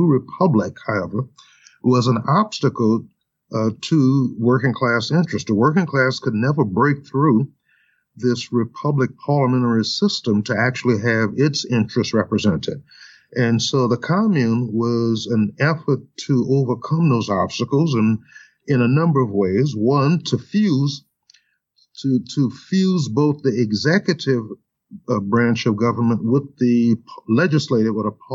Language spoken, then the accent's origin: English; New Orleans, Louisiana, United States; now in Minnesota, United States; my home state in Louisiana and New Orleans